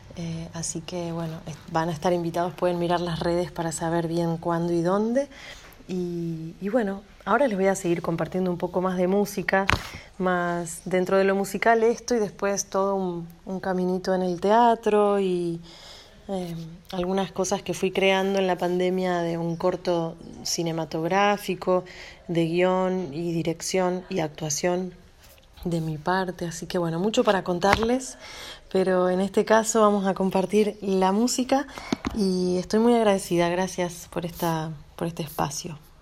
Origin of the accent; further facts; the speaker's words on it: Pergamino, Buenos Aires Province, Argentina; also born or lived in Córdoba, Argentina; now in Buenos Aires, Argentina; nací en Córdoba, me crié en Pergamino y vivo en Buenos Aires